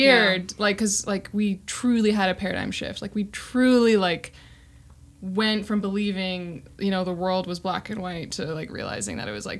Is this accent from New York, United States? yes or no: no; Missoula, Montana, United States; So we grew up in Montana as well.